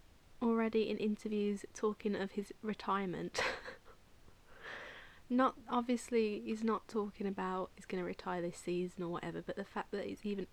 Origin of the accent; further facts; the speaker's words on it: United Kingdom; I'm British